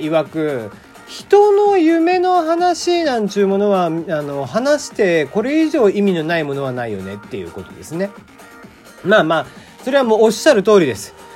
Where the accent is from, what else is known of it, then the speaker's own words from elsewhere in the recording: Kagoshima, Japan; 俺が鹿児島出身